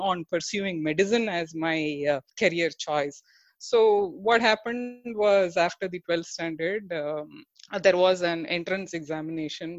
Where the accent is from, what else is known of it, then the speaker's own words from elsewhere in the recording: Tiruchirappalli, Tamil Nadu, India; I hail from Tiruchi, and I had the luck or God's grace to study in the engineering institution